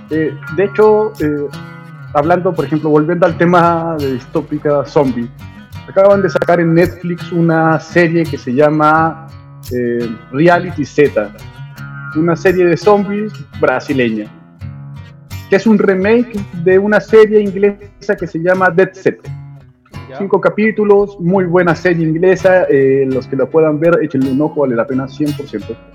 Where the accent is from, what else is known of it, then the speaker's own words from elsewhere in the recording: Cuba; Vamos a sobrevivir, soy cubano, loco.